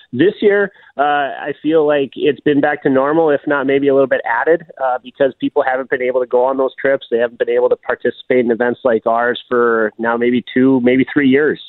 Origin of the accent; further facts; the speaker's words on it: Duluth, Minnesota, United States; I'm from Duluth, and so I've gotten the chance to grow up around Grandma's Marathon